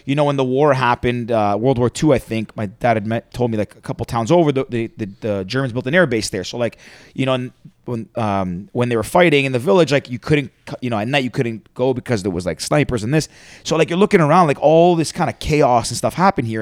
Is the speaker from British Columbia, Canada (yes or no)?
no; Toronto, Ontario, Canada